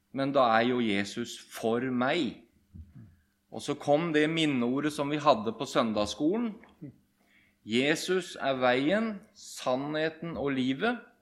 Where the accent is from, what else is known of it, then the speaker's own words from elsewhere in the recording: Bamble, Telemark, Norway; moved away as an adult; now in Rogaland, Norway; Jeg kommer fra Bamble i Telemark. Og vi kaller oss for bamlinger